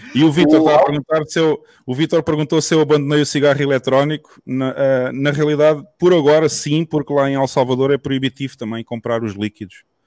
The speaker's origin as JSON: {"language": "Portuguese", "region": "southern Portugal", "country": "Portugal", "tie": "born or raised there", "said": "eu sou natural da zona sul de Portugal"}